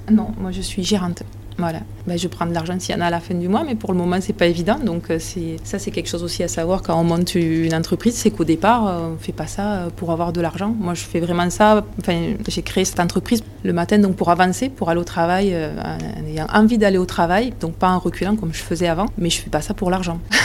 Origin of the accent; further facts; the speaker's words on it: Saint-Affrique, Occitania, France; j'habite dans l'Aveyron depuis ma naissance. Je suis partie un petit peu euh, dans les départements limitrophes, mais après je suis vite revenue à Aveyron. Je suis née ici, à Sainte-Afrique.